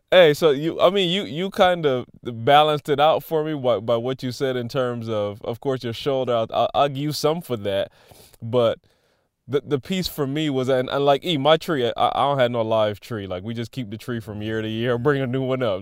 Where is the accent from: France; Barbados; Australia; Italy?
Barbados; I grew up in Barbados